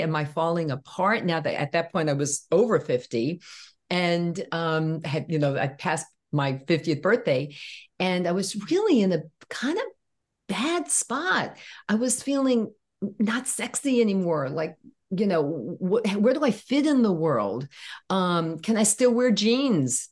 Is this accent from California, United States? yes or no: no; New York City, New York, United States; growing up in Brooklyn